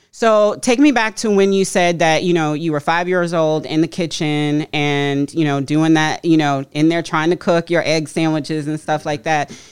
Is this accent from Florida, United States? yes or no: yes; Florida, United States; moved away as an adult; I'm from Florida